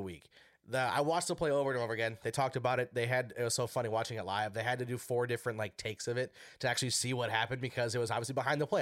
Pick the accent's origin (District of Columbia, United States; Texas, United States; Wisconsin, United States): Wisconsin, United States; now in Minnesota, United States; I'm from Wisconsin, born and raised